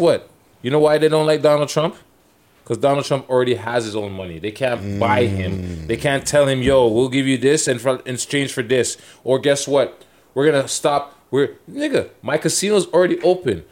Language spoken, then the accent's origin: English; Toronto, Ontario, Canada; I'm from Toronto, B